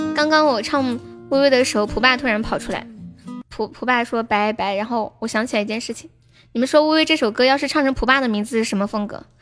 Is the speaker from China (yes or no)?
yes; Sichuan, China; 我是四川人